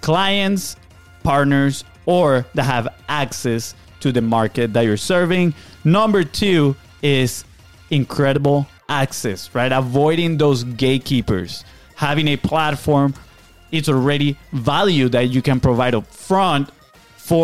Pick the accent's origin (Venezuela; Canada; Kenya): Venezuela; English is a second language; moved away; we are from Venezuela